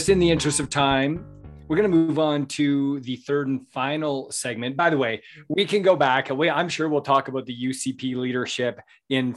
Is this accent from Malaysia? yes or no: no; Southern Alberta, Canada; I grew up in Southern Alberta, and I've been on many a horse in my day